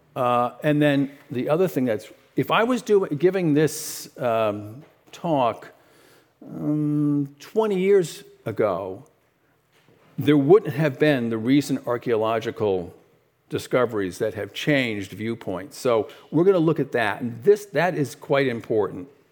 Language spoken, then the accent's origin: English; New York City, New York, United States; I was born in, uh, Brooklyn, New York